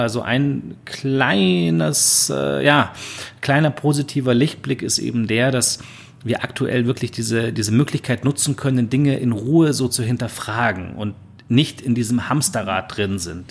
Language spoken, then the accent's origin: German; Germany; als äh, Deutsche